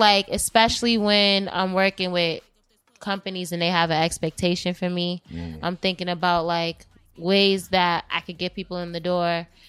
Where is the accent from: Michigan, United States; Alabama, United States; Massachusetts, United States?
Massachusetts, United States; Boston; I am from Roxbury. I am a Boston Femcee.